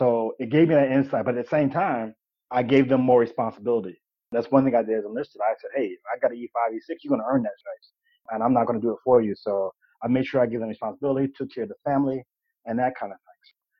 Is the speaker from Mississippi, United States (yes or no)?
no; Fort Hood, Texas, United States; born there; I mean, in fact, I was born in Fort Hood.